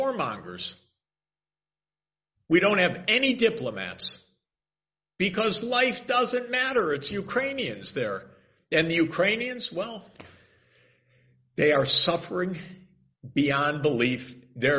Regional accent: Detroit, Michigan, United States; I grew up in Detroit, Michigan

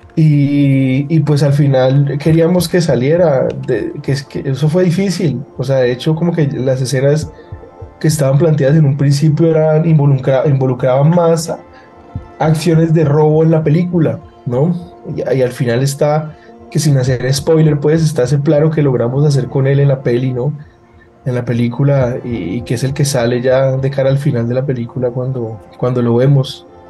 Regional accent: Cali, Valle del Cauca, Colombia; las vivencias que yo, que yo tuve, pues pasando mi adolescencia acá en Cali

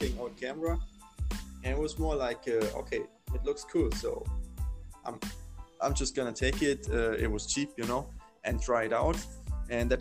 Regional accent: near Mainz, Rhineland-Palatinate, Germany; I was growing up near Mainz. That's a city like, I think, 30 kilometers from Frankfurt.

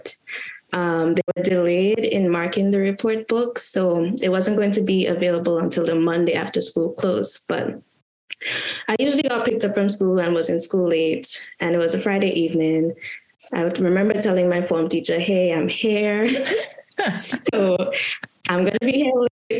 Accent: Westerhall, Saint David, Grenada; moved away as an adult; also born or lived in St. Paul's, St. George, Grenada; when I was around 2, we moved to Westerhall, St. David. So even though I stayed in Westerhall until I left the island for college in 2016

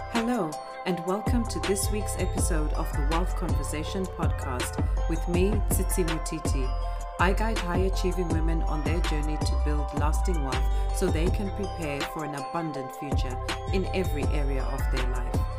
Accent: Zimbabwe; moved away; I grew up in Zimbabwe

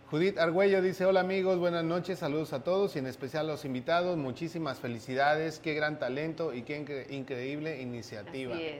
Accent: Mexico; moved away; porque yo soy mexicano

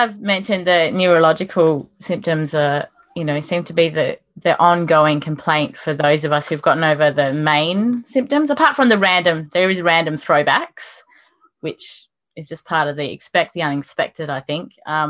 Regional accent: Western Australia, Australia; And that my home state, Western Australia, is even more isolated

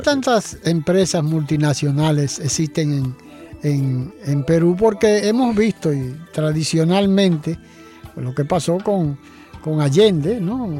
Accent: Dominican Republic; aquí en nuestro país

